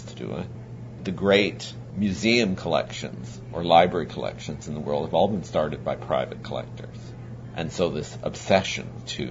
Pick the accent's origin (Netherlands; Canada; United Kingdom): Canada